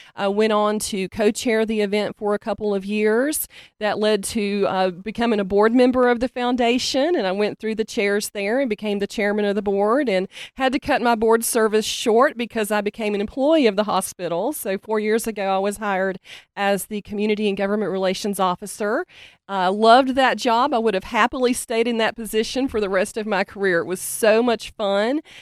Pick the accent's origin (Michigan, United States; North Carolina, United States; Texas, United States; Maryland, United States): North Carolina, United States; Hendersonville; I'm from Hendersonville. I was actually born at Pardee